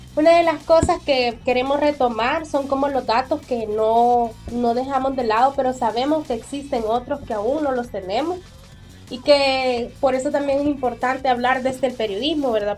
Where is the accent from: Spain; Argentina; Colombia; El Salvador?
El Salvador; el silencio que hemos vivido tanto como sociedad salvadoreña